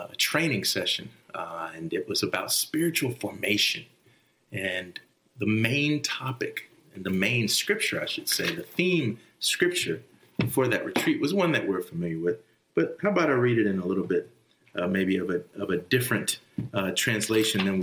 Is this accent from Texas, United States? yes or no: yes; Texas, United States; moved away as an adult; also born or lived in New Jersey; I grew up in Texas